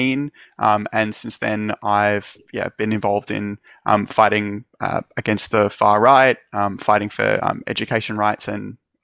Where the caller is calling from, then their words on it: Melbourne, Victoria, Australia; I'm also zooming in from Wurundjeri land.